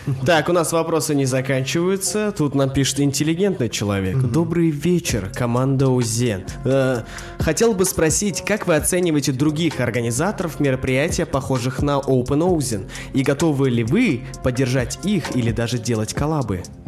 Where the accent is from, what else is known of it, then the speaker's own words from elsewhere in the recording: Aktobe, Aktobe Region, Kazakhstan; Мне 23 года, я городом из Актюбинска.